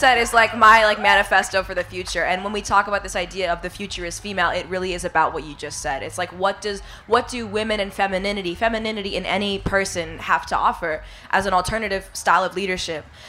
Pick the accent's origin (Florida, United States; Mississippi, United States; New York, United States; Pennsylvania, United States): New York, United States; New York City; I grew up in New York City playing the drums